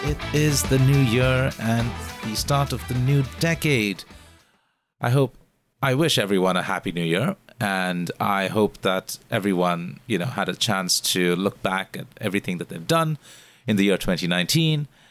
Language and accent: English; India; moved away as an adult; now in Singapore; being an Indian foreigner living here in Singapore for the last eight years